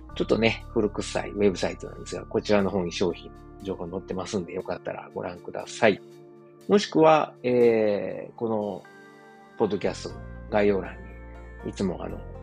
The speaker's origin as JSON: {"language": "Japanese", "region": "Osaka", "country": "Japan", "tie": "born or raised there", "moved": "as an adult", "lives_now": "Germany", "said": "自分の実家であるですね、駒川あずまや、はい、親父とおかんがやってる、えー、大阪駒川いうところでね"}